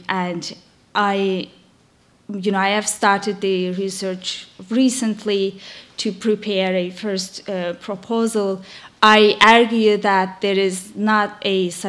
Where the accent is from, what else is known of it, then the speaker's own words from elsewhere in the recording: Azerbaijan; moved away; I'm from Azerbaijan